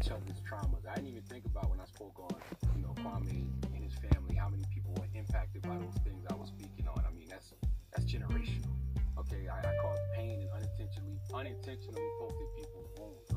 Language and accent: English; Moncks Corner, South Carolina, United States; also born or lived in Charleston, South Carolina; my hometown of Monk's Corner, South Carolina